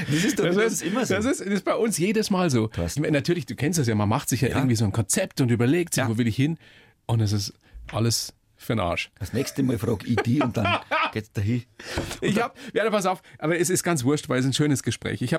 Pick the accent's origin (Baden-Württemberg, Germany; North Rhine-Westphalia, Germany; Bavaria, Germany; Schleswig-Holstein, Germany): Bavaria, Germany; Munich; Also, geboren in München. Der Papa Werkzeugmacher ja.